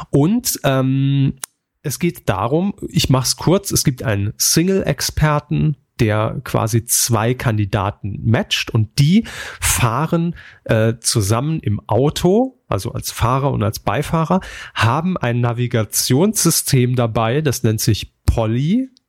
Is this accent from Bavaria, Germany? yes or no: no; Saarland, Germany; born there; aber wir kommen aus dem Saarland gebürtig, ne, und da waren wir einfach dann direkt auf diese, auf diesem Bumstrip unterwegs.